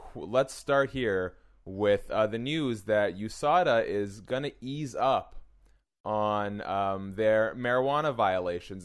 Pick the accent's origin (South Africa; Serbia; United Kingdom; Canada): Canada; as a Canadian